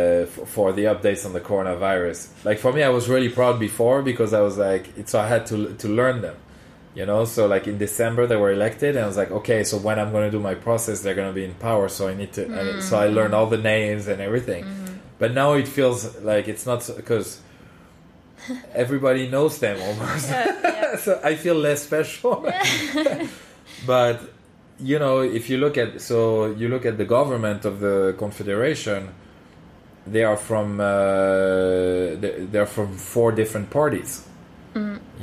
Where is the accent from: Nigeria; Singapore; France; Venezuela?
France; Paris, Île-de-France; Yeah, I come from Paris.